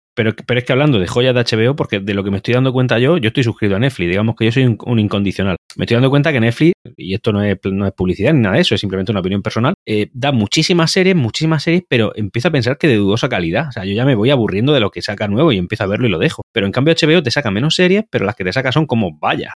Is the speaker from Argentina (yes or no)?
no; Murcia, Region of Murcia, Spain; yo soy de Murcia, vivo en Murcia también